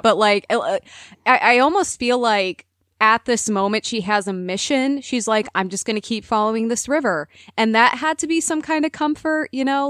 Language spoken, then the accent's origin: English; Minnesota, United States; being a Minnesotan